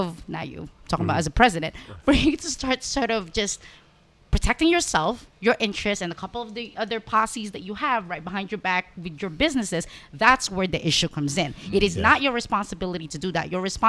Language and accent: English; Philippines; You have, and I'm coming from the Philippines.